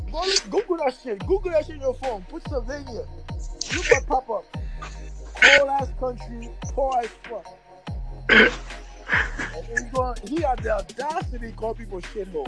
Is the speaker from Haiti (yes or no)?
yes; Haiti; I'm from Haiti.